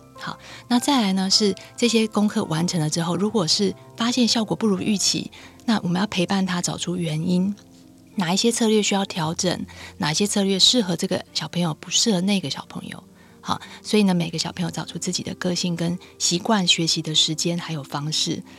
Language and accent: Chinese; Taiwan; 我是在台湾念书的博士，我也没有出过国哈